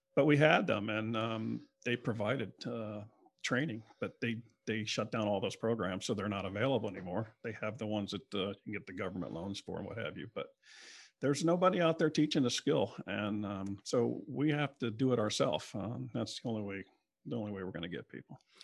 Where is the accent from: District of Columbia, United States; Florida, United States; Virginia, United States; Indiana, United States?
Florida, United States; Broward County, South; also born or lived in Palm Beach County, Florida / Lake Worth, Florida; now in West Palm Beach, United States; I grew up in South Florida, down in South Broward area, and then, uh, moved up, the family moved up in the middle of my high school years in, um, in nineteen seventy-two to Palm Beach County.